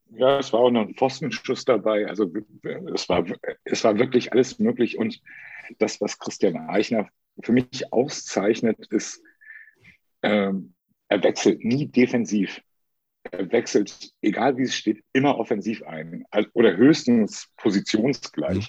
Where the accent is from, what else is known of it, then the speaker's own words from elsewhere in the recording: Lübeck, Schleswig-Holstein, Germany; moved away as an adult; also born or lived in Karlsruhe; now in Hamburg, Germany; Ich bin in Lübeck geboren, bin zum Studieren nach Karlsruhe gegangen und bin da 27 Jahre hängen geblieben